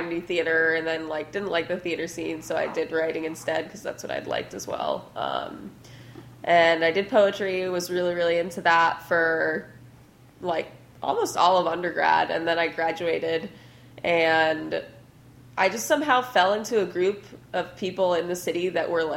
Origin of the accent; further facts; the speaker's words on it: Ipswich, Massachusetts, United States; moved away as an adult; also born or lived in New York City, United States; now in Portland, United States; I grew up in Massachusetts in Ipswich near Boston